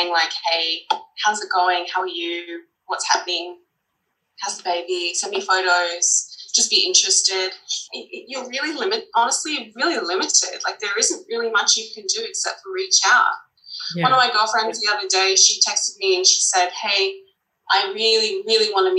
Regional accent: Australia; moved away as an adult; now in New York, United States; we're Australian

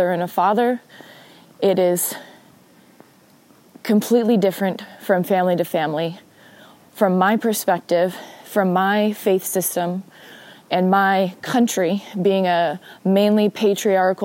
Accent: Spanaway, Washington, United States; the town near where I grew up in Spanaway, Washington

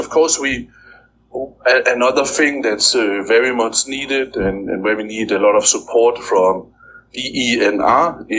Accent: Denmark; now in Philippines; I'm from Denmark

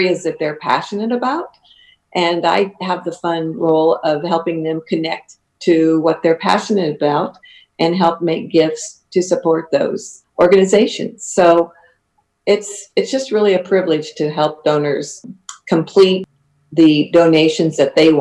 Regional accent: Cozad, Nebraska, United States; moved away as an adult; also born or lived in Elmwood, Nebraska / Blair, Nebraska; now in Lincoln, United States; my hometown is Cozad

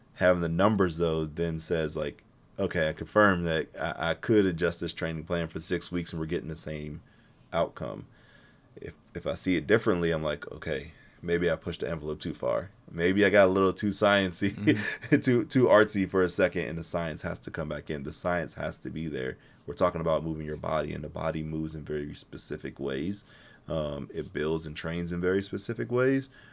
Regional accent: Pittsburgh, Pennsylvania, United States; I'm from Pittsburgh

